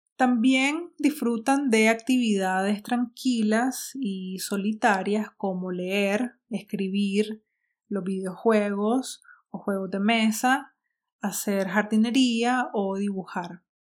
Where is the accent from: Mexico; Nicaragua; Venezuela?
Nicaragua; Nicaragua porque es la sociedad donde vivo, donde crecí